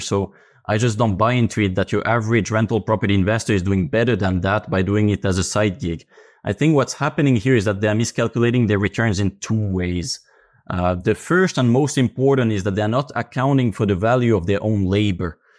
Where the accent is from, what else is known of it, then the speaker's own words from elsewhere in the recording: Finland; I come from Finland.